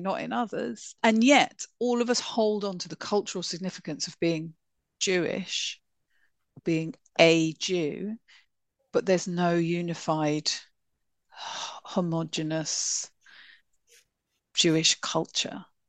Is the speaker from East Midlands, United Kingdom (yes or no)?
no; London, United Kingdom; I grew up in northwest London. I grew up in Golders Blinking Green